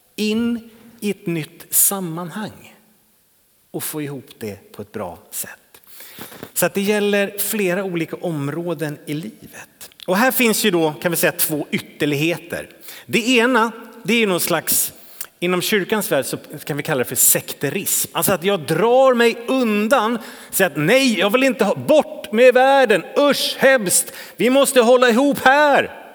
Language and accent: Swedish; Täby, Stockholm County, Sweden; now in Trollhättan, Sweden; den kyrka som jag växte upp i i Täby utanför Stockholm